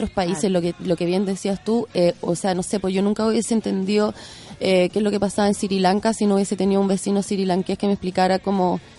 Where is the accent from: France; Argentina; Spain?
France; born there; also born or lived in Chile; yo nací en Francia también y teníamos en mi casa como otra